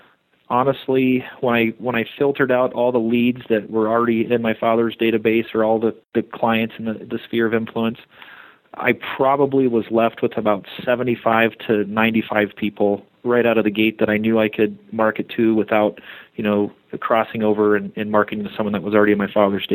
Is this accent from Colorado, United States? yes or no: yes; Colorado Springs, Colorado, United States; I was born in Colorado Springs, and I actually grew up in that neighborhood as a child